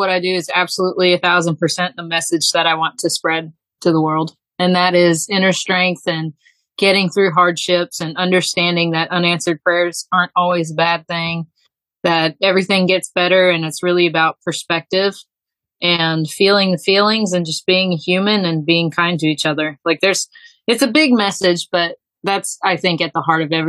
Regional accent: Texas, United States; born there; now in Alabama, United States; I was born in Texas. I have ping ponged all over. I've lived in the Northeast. I've been all over the Southeast and just kind of settled here.

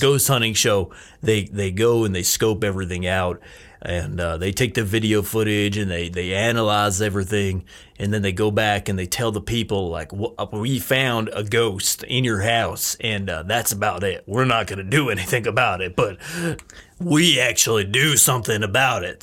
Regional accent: United States; I'm from Washington

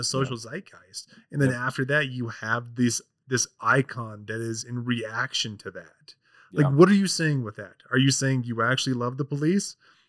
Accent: Orem, Utah, United States; I grew up in Utah County. Like, I went to high school in Orem and all that.

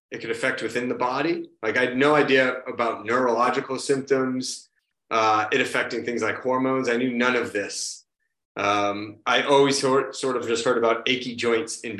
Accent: Marshfield, Massachusetts, United States; now in Quincy, United States; So uh, right now I live in Quincy, Massachusetts, which is just south of Boston. And I grew up a little further south from here in a town called Marshfield.

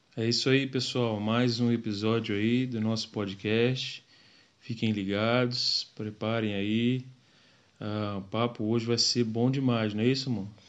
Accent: Macaé, Rio de Janeiro, Brazil; moved away as an adult; now in Mozambique; a gente é do Rio, né? Macaé, região dos lagos

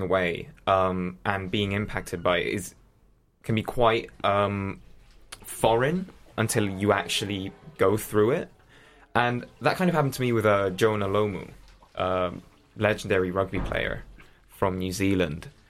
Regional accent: Spain; first language English; I grew up in Spain

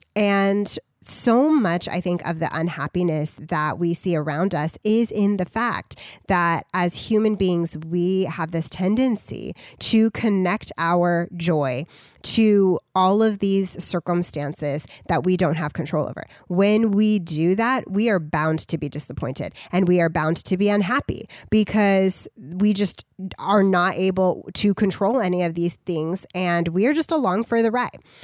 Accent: United States; we as American citizens

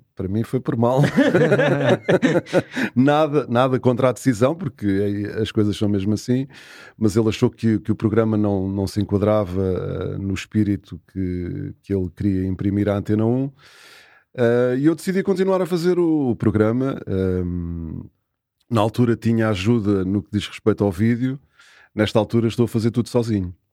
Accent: Carcavelos, Lisbon, Portugal; moved away as an adult; Quase, quase terra natal, mas foi aqui que eu vivi grande parte da, da minha juventude

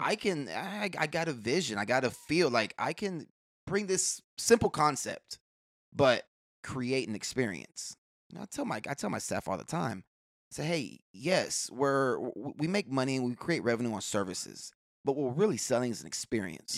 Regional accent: Houston, Texas, United States; also born or lived in Clear Lake, Houston; born and raised in Houston. I lived out in the Gulfgate area till about, um, sixth grade. Sixth grade, we moved out to Clear Lake

